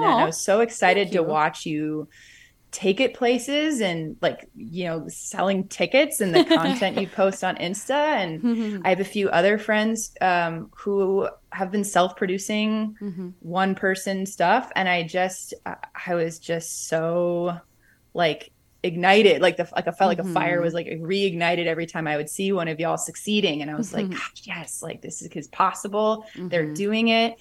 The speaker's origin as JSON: {"language": "English", "area": "outside Milwaukee", "region": "Wisconsin", "country": "United States", "tie": "born or raised there", "moved": "yes", "lives_now": "Chicago, United States", "said": "I grew up outside Milwaukee"}